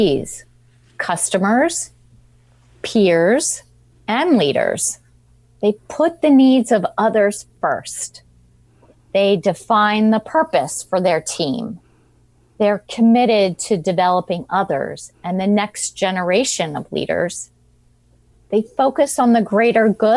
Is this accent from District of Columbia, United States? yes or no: yes; Washington, District of Columbia, United States; I was born in Washington, D.C.